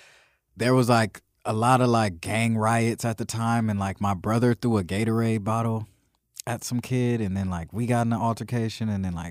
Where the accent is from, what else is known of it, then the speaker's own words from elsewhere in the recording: Long Beach, California, United States; I'm from Long Beach, California, born and raised.